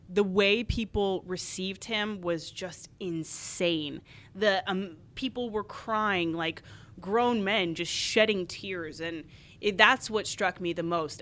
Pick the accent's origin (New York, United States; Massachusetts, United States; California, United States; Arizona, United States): Arizona, United States; I grew up in Arizona